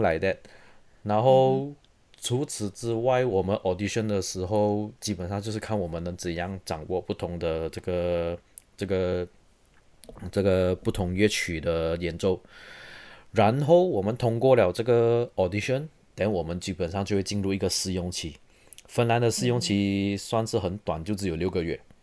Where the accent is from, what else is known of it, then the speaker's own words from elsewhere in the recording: Serdang, Selangor, Malaysia; moved away as an adult; also born or lived in Taiwan / Dresden, Germany / Munich, Germany; now in Oulu, Finland; 我来自，呃，Saint Lang-， 马来西亚雪兰莪州的沙登。So， 我中学是读，呃，吉隆坡学院中学，然后我大学有去台湾的东吴大学读音乐系，然后之后我到德国，先在Dresden，然后在Munich读我的嗯。master，然后我现在是在芬兰的 Aulu Symphony Orchestra担任这个长号 trombone 的演奏团员